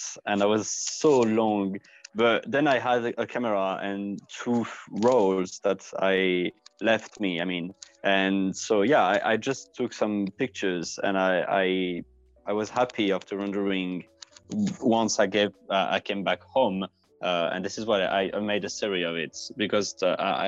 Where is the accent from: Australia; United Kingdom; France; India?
France; I come from France